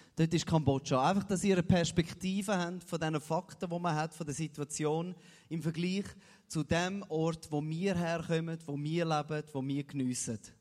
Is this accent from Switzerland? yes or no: yes; Switzerland; für mich als Schweizer